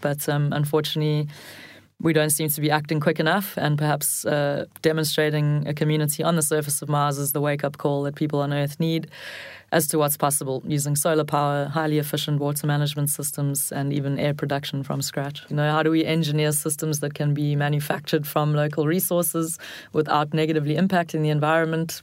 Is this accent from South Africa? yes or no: yes; South Africa; as a South African